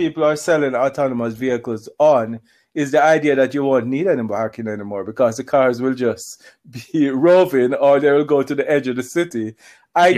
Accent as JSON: {"language": "English", "town": "Kingston", "country": "Jamaica", "tie": "born or raised there", "moved": "yes", "lives_now": "Zurich, Switzerland", "said": "that's my hometown"}